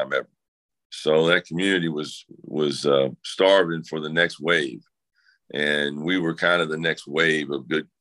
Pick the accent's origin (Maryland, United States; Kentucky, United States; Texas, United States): Kentucky, United States; Central City; I grew up in Central City, Kentucky, on Muhlenberg County